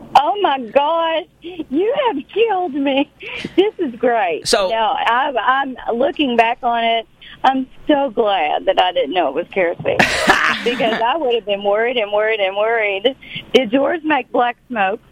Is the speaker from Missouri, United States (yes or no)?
no; Knott County, Kentucky, United States; I'm from Little Knott County that you're from.